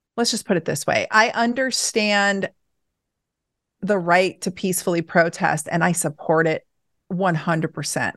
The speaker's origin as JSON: {"language": "English", "town": "Portland", "region": "Oregon", "country": "United States", "tie": "born or raised there", "said": "I grew up in Portland"}